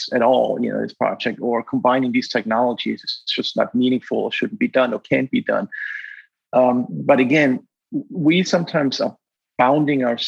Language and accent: English; Black Forest, Baden-Württemberg, Germany; moved away as an adult; also born or lived in Virginia, United States; I grew up in a very loving family in the Black Forest